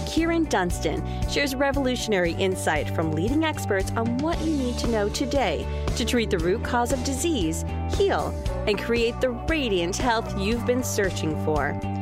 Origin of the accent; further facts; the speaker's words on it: New York City, New York, United States; I grew up in New York City